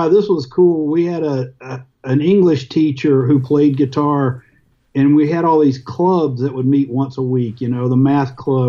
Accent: Jackson, Mississippi, United States; where I grew up in Jackson, Mississippi

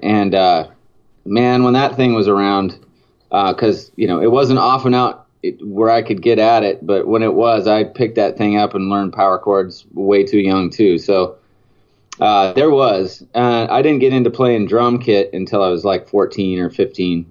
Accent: Silverton, Oregon, United States; I grew up in a town called Silverton. It was it was like uh, about 20 miles away from Salem.

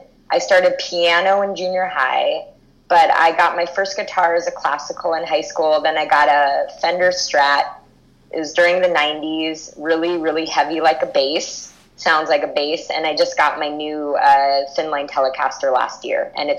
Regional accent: Los Angeles, California, United States; I'm from Hollywood in Los Angeles, California.

